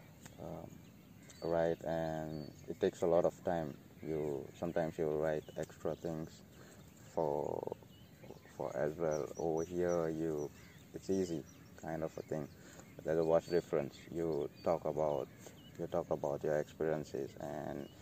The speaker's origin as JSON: {"language": "English", "region": "Goa", "country": "India", "said": "I'm from India, Goa"}